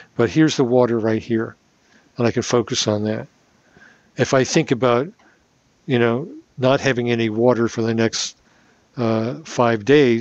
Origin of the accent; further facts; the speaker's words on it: New York, United States; we're New Yorkers